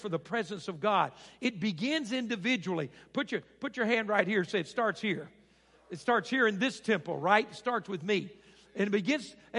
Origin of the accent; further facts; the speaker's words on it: Arkansas, United States; moved away; I grew up in Arkansas